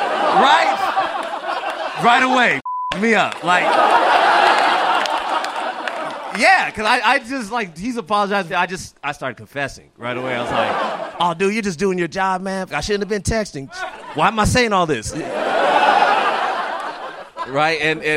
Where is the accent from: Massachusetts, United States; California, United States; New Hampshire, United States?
California, United States; And I go into my training from growing up in California.